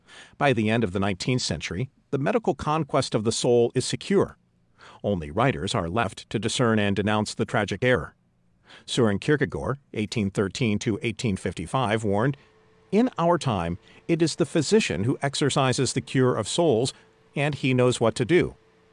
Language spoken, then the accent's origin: English; Budapest, Hungary; English is a second language; Growing up in Budapest in the 1920s, I learned about the famous 19th century Hungarian obstetrician Ignaz Semmelweis